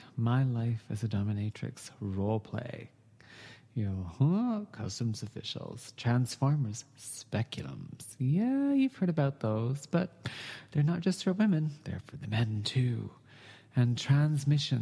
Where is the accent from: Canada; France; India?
Canada